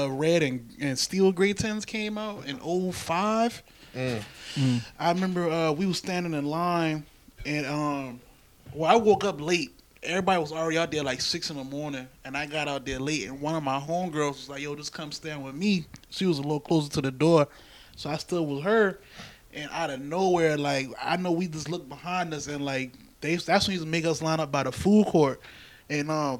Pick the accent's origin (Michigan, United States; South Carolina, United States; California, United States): South Carolina, United States; Charleston; when I grew up in West Ashley